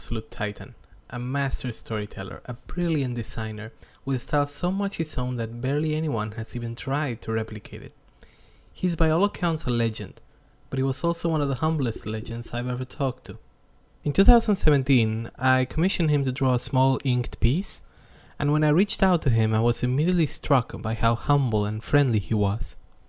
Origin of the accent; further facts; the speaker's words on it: Buenos Aires, Argentina; I'm from Buenos Aires, Argentina